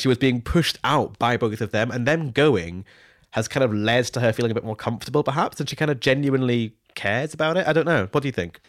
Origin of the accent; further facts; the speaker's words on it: Scone, Scotland, United Kingdom; Scoon is my hometown. It's where I grew up